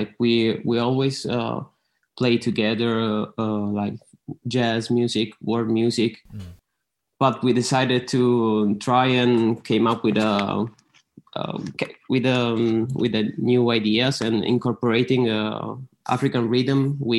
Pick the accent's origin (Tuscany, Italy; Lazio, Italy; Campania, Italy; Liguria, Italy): Lazio, Italy; Rome; we are from Italy, Rome.